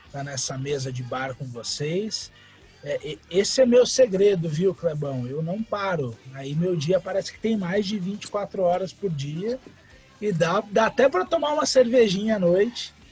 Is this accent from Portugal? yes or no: yes; Portugal; Mas eu sou português